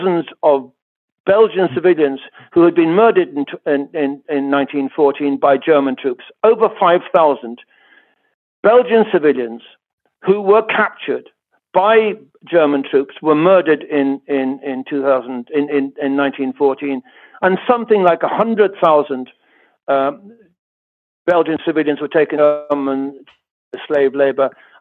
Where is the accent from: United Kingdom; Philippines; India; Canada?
United Kingdom; England; now in Ireland; I was raised in England